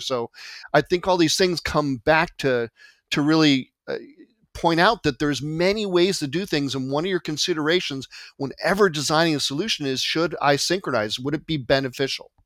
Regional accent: California, United States; also born or lived in Marietta, Georgia; I'm born and raised in California

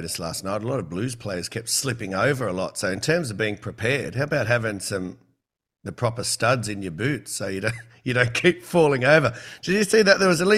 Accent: New South Wales, Australia; also born or lived in Queensland; I'm from New South Wales

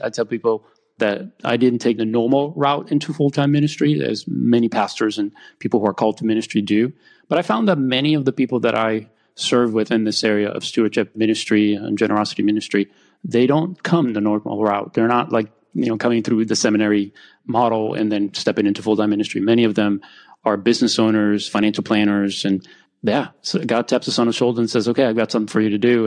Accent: Romania; now in United States; I grew up in Romania while I was still under communism

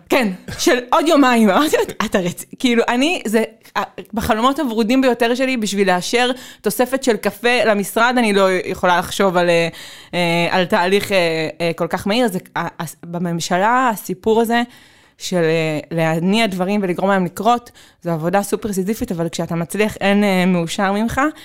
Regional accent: Tel Aviv, Tel Aviv District, Israel; אני תל אביבית

